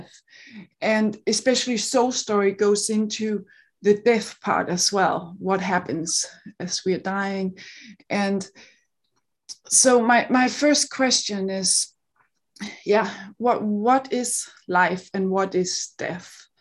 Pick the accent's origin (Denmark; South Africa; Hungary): Denmark; accent: Danish; English is a second language; now in Seattle, United States; I grew up in Denmark, so I live in Seattle, but, you know, I'm, I'm Danish